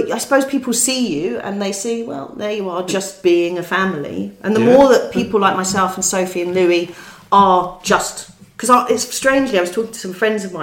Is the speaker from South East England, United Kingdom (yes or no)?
no; London, United Kingdom; we're Londoners, we're both Londoners, we were born and bred in London